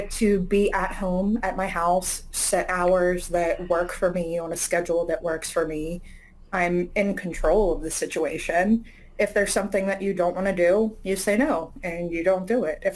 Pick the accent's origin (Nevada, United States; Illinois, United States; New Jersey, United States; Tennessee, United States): Nevada, United States; Las Vegas; now in Philadelphia, United States; I'm actually from Las Vegas. So like shows and performances were a huge part of growing up